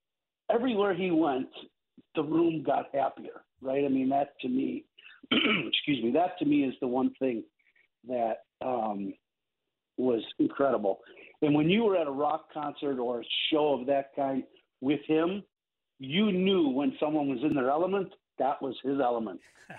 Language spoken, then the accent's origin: English; Chicago, Illinois, United States; as a Chicagoan that I am, Pizza Fridays